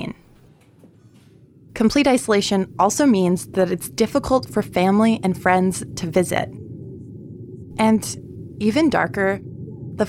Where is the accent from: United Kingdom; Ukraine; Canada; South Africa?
Canada; Winnipeg, Manitoba; moved away; I grew up in Winnipeg and lived there most of my life